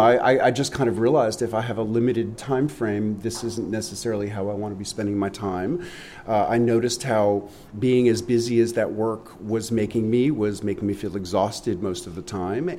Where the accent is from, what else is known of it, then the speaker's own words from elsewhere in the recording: New York City, New York, United States; moved away; I grew up in New York City and I was such a naive city kid